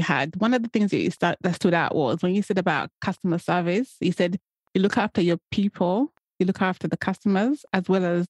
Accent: London, United Kingdom; I grew up in London. So, and I started off like you working in small shops. Like, I wouldn't say small shops, but I worked in Boots, the chemist, but mine was quite small in a small area in East London.

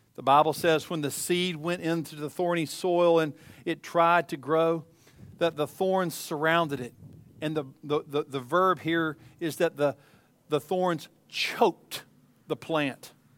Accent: East Tennessee, United States; as a child growing up in East Tennessee

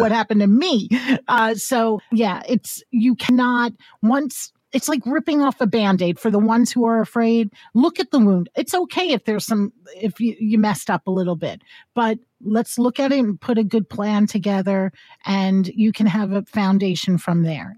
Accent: Hudson Valley, New York, United States; I'm from New York, and, uh, people always think New York, New York City, which, believe me, I love New York City, but I am an hour, I'm in the Hudson Valley

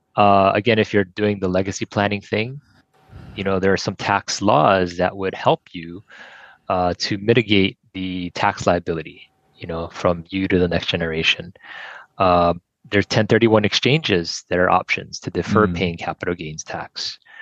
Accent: Kailua, Hawaii, United States; born and raised in Kailua and uh, been here all my life

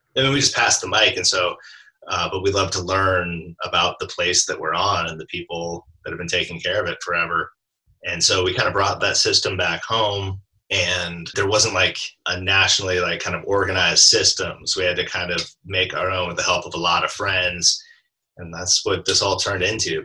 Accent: Alaska, United States; I grew up in Alaska

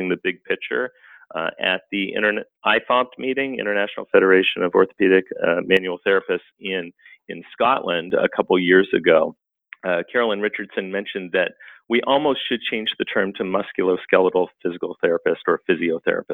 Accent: Canada; moved away as an adult; now in United States; I was actually born and raised in Canada, and then I came down to the United States to get a master's degree.

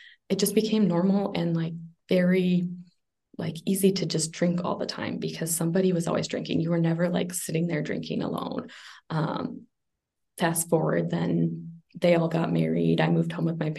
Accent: Minnesota, United States; moved away; also born or lived in Las Vegas; I am from Minnesota, Ashley's area, although I've been very nomadic lately, so kind of everywhere in the United States.

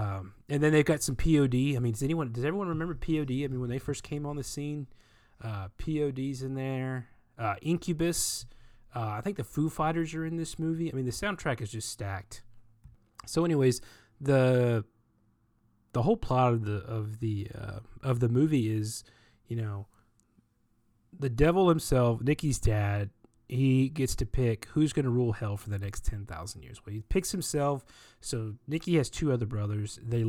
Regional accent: the South, United States; You know, I'm from the South, the Deep South.

